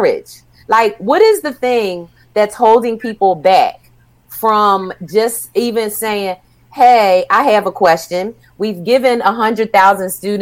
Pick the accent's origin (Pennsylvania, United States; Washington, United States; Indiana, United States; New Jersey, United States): Pennsylvania, United States; Philadelphia; I grew up in Philadelphia